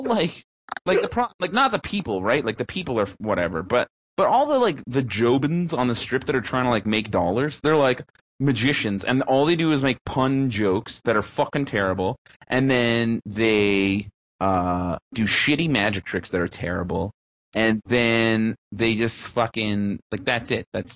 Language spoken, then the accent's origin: English; Canada; I'm Canadian.